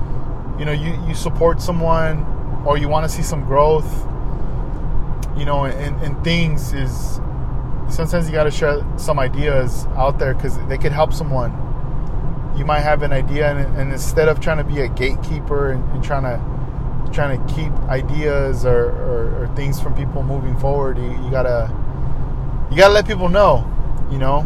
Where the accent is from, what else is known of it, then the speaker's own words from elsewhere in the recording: Oxnard, California, United States; also born or lived in Ventura / Los Angeles; growing up in Oxnard